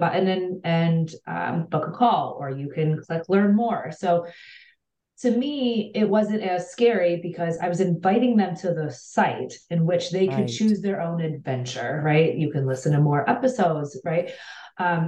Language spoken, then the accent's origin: English; Cleveland, Ohio, United States; I'm from Cleveland, Ohio